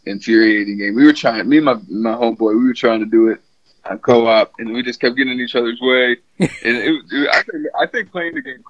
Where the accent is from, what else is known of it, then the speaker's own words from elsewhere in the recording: Michigan, United States; I'm from Michigan. Yeah, we're getting some pretty bad weather up here